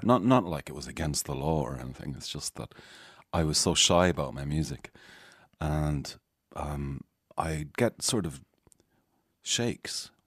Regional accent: Galway, Connacht, Ireland; also born or lived in Malta; now in North Strand, Dublin, Ireland; where I grew up, uh, mostly Galway?

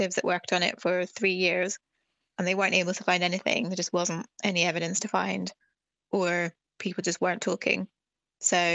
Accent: Ireland; growing up in Ireland

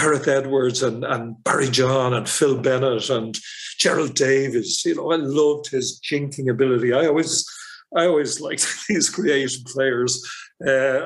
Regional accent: Dublin, Leinster, Ireland; also born or lived in Leeds; I'm from Harold's Cross in Dublin 6

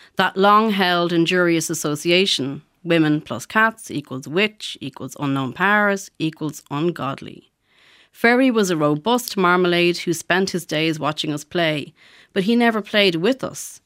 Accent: Ballymun, Leinster, Ireland; growing up in Ballymun in the 70s

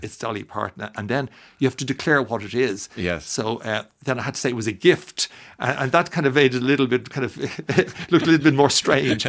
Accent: Dublin, Leinster, Ireland; I'm from Dublin

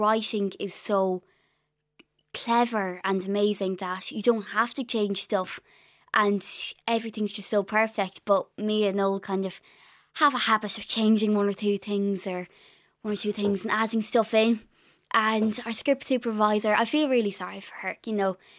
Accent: Ireland; accent: Irish; also born or lived in London; I had an Irish accent

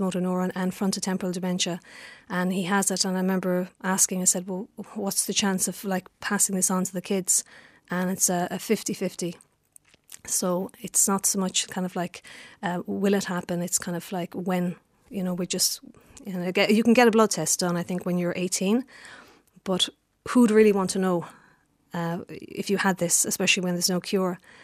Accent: Lisnagry, Munster, Ireland; I grew up in Lister Gry

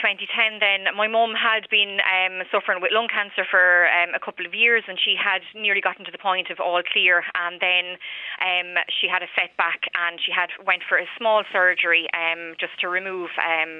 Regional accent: Wexford, Leinster, Ireland; moved away as an adult; now in Waterford, Ireland; I moved to Waterford from Wexford, from home.

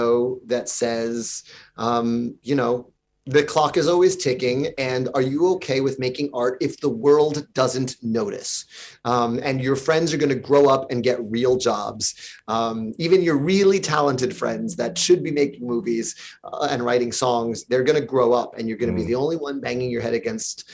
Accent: New York City, New York, United States; my hometown, just a few hundred blocks downtown from where I lived.

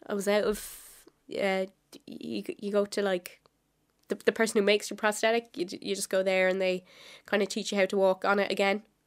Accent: Wexford, Leinster, Ireland; I am from Wexford

